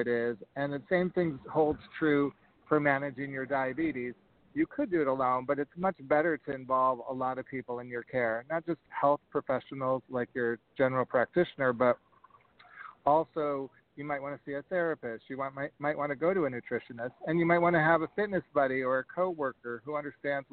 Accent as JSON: {"language": "English", "town": "Rochester", "region": "New York", "country": "United States", "tie": "born or raised there", "moved": "yes", "said": "I was a kid from Rochester, New York."}